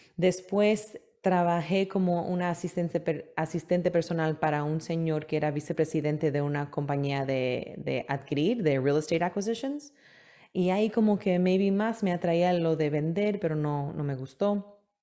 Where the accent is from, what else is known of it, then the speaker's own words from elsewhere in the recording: New York City, New York, United States; moved away as an adult; also born or lived in Manhattan / Queens / Brooklyn; now in Florida, United States; sí pasé mi vida entera en Nueva York. Eh, nací en Manhattan, viví un poco en Queens, después en Brooklyn, después regresé a Queens